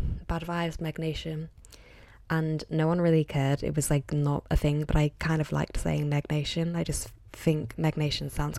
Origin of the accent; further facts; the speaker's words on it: Liverpool, North West England, United Kingdom; moved away as an adult; now in London, United Kingdom; I'm from Liverpool originally, well, just outside, and now I live in London